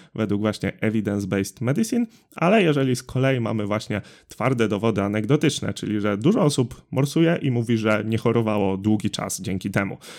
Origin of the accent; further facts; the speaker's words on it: Drawsko Pomorskie, West Pomeranian Voivodeship, Poland; u nas w Drawsku Pomorskim